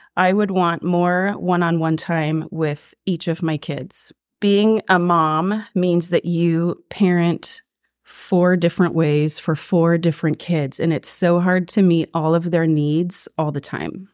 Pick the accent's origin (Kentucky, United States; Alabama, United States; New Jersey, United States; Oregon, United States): Oregon, United States; Ashland; moved away as an adult; now in Springfield, United States; I grew up in Ashland, down in Southern Oregon